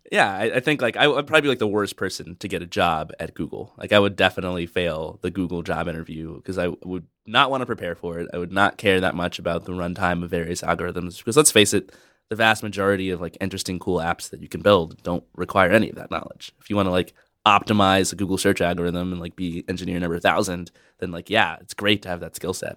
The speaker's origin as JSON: {"language": "English", "town": "Atlanta", "region": "Georgia", "country": "United States", "tie": "born or raised there", "moved": "as an adult", "said": "I grew up in the Deep South, in Atlanta, Georgia"}